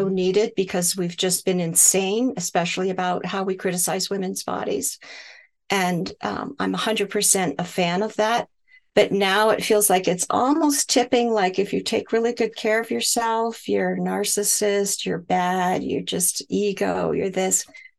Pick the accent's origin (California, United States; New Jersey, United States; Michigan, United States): Michigan, United States; also born or lived in Hawaii, United States; And that actually started because I grew up in Michigan, and in the winters, my skin would crack and bleed